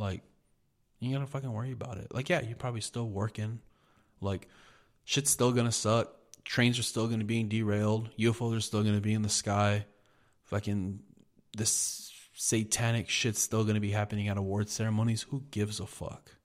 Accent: United States; I'm an American

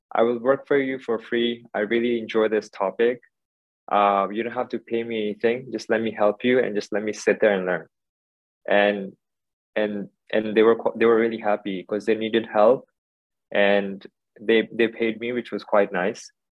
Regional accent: Hong Kong; also born or lived in India / United States / United Kingdom; I was born here in Hong Kong, uh, and then I did schooling here for a little bit, uh, early kindergarten, and then went to India for a few years. Then came back, did high school here

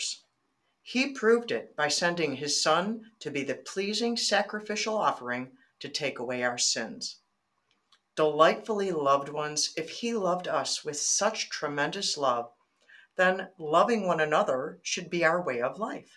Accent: Michigan, United States; also born or lived in Arizona; I'm born and raised in Michigan

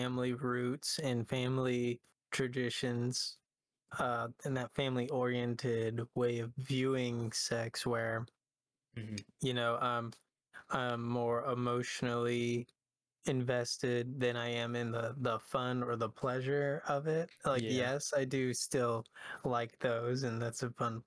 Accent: Lafayette, Louisiana, United States; I also grew up in Lafayette, Louisiana

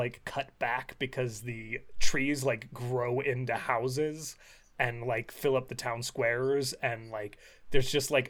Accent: Colorado, United States

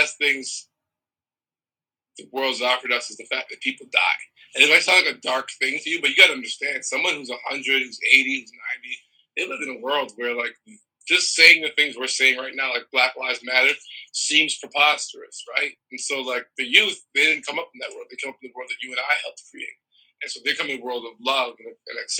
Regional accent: Toronto, Ontario, Canada; born or raised there; also born or lived in Trinidad and Tobago / Brooklyn, New York City

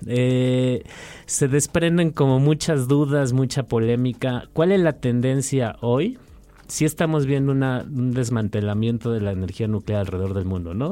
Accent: Mexico City, Mexico; como chilangos y chilas

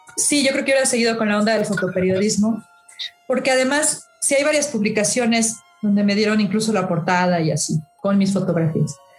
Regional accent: Mexico; como mexicanos

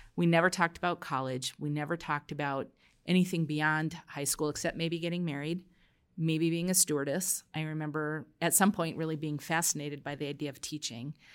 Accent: New York City, New York, United States; I was born in Brooklyn

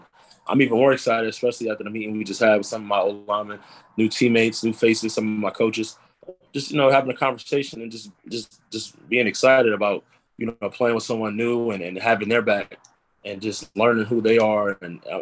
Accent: Uniondale, New York, United States; I'm from Uniondale, New York.

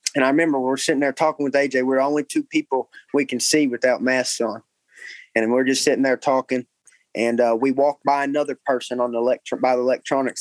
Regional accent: Cabot, Arkansas, United States; I grew up in Cabot

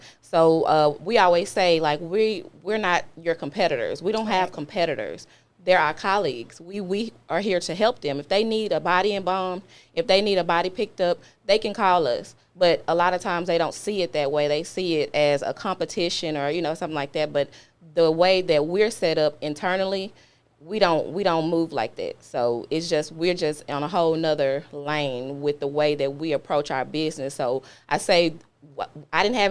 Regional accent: Dallas, Texas, United States; moved away as an adult; now in Memphis, United States; I'm originally from Dallas, Texas. I've been in Memphis for almost 15 years now.

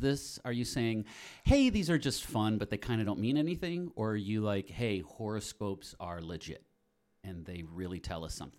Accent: Chicago, Illinois, United States; I'm just get happier and more proud that I'm a Chicagoan.

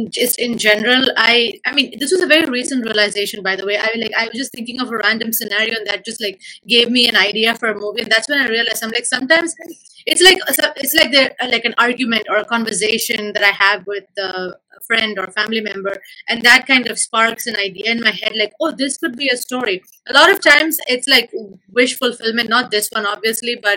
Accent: India; moved away as an adult; now in Los Angeles, United States; growing up in India, being an uh, Indian uh, for like what, 21 years of my life

